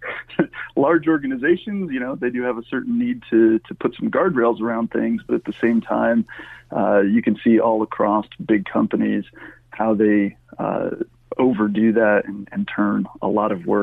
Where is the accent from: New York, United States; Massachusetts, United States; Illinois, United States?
New York, United States; Finger Lakes; I grew up in the Finger Lakes of New York